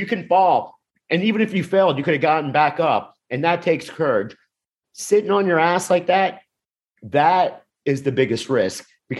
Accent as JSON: {"language": "English", "town": "Miami", "region": "Florida", "country": "United States", "tie": "born or raised there", "said": "Yes, I'm from South Florida. I'm from Miami, but same mindset. I grew up in a working class neighborhood where people married their high school sweetheart. People stayed."}